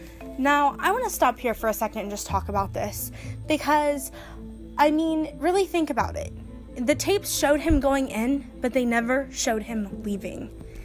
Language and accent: English; Ohio, United States; I'm native to Ohio. For those of you listeners who don't know, I am from Ohio.